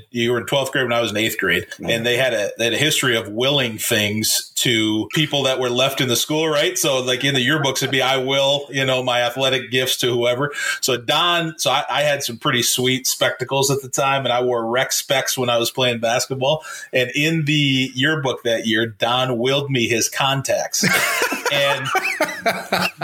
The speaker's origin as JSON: {"language": "English", "town": "Minneapolis", "region": "Minnesota", "country": "United States", "tie": "born or raised there", "said": "I grew up in Minneapolis"}